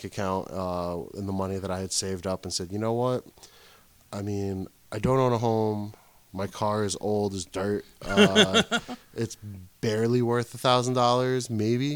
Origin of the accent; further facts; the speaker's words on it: Wayne, New Jersey, United States; Grew up in Wayne.